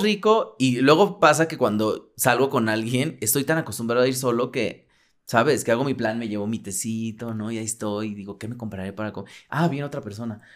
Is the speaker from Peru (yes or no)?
no; Mexico City, Mexico; yo viví en el sur, pero también viví como por el centro